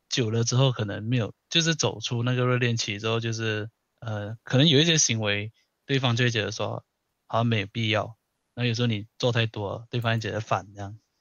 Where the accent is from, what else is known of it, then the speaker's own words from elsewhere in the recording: Malaysia; moved away; 我那时候我马来西亚人，然后我读的学校是高中和初中，就是国中一体制的